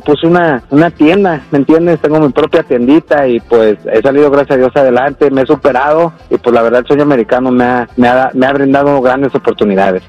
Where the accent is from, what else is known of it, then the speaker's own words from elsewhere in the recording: Mexico; now in United States; Yo llegué aquí a Estados Unidos, pues como todo mexicano